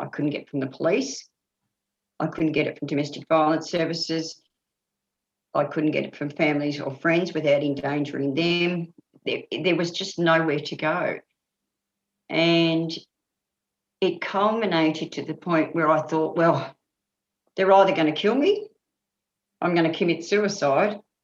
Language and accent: English; Bendigo, Victoria, Australia; I was brought up in Bendigo